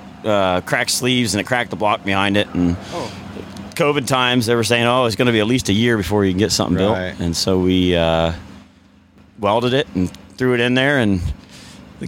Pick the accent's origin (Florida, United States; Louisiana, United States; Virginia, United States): Florida, United States; Melbourne; I'm from Melbourne, Florida